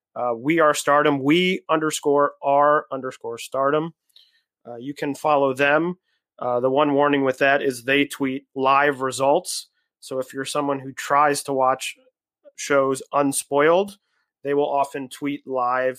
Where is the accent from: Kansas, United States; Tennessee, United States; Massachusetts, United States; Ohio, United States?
Ohio, United States; Cleveland; now in New York, United States; I'm originally from Cleveland, Ohio